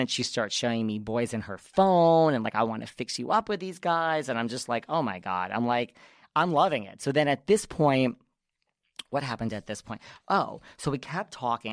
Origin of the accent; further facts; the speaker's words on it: New York, United States; I'm from New York